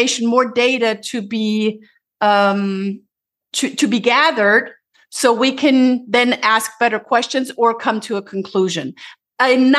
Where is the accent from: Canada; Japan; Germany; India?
Germany; English is a second language; moved away as an adult; also born or lived in Tennessee, United States; now in United States; I'm originally from Germany, moved to the United States almost 20 years now